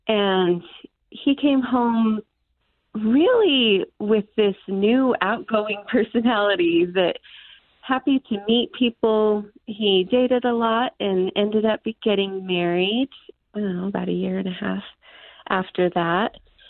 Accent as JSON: {"language": "English", "region": "Utah", "country": "United States", "tie": "born or raised there", "also_born_or_lived": "Philippines / Nebraska", "said": "I was born here in Utah, and then we moved to the Philippines, where my next sister and my brother Weston was born. And then we lived in Nebraska for a while"}